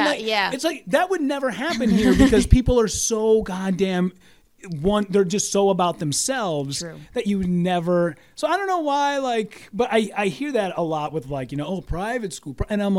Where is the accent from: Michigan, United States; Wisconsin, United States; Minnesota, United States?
Minnesota, United States; Hibbing; In Hibbing. {S6} Okay. {S5} So small town, northern Minnesota, but you know everybody.